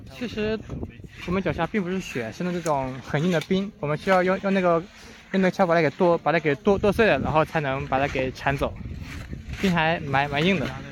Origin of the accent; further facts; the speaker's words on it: Hangzhou, Zhejiang, China; moved away as an adult; 我来自南方的浙江杭州